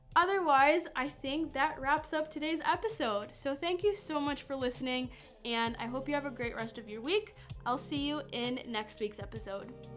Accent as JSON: {"language": "English", "town": "Madison", "region": "Wisconsin", "country": "United States", "tie": "born or raised there", "also_born_or_lived": "Lithuania", "accent": "Midwestern", "said": "It honestly has been a very nice place to grow up. I like Madison a lot"}